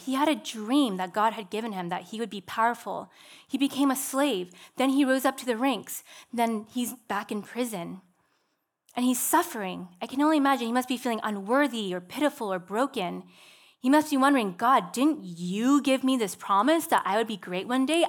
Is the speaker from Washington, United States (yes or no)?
yes; Seattle, Washington, United States; I'm from Seattle